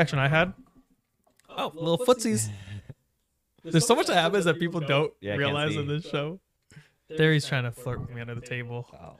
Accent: United States; growing up in America when I was 5

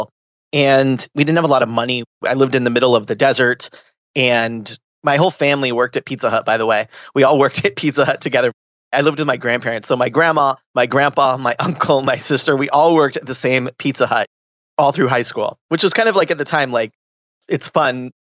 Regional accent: Southern California, United States; I grew up in Southern California

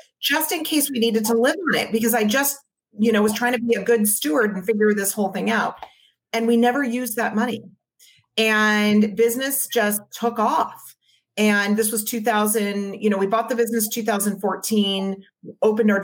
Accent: Maui, Hawaii, United States; now in San Diego, United States; My husband and I grew up on Maui

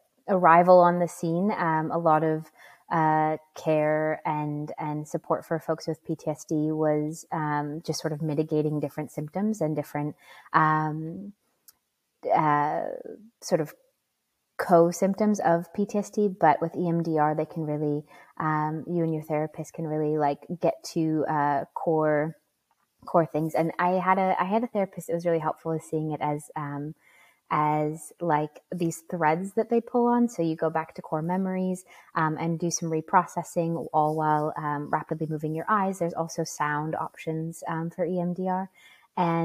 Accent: Bismarck, North Dakota, United States; moved away as an adult; also born or lived in Wind River, Wyoming; I was raised, born and raised in Bismarck, North Dakota in the United States.

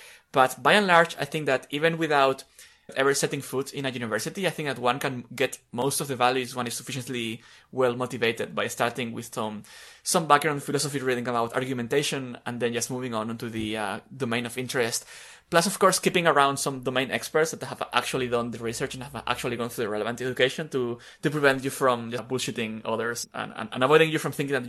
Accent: Spain; English is a second language; Yes, as listeners may guess, I'm Spanish, and although I don't remember how I learned English, which is kind of strange

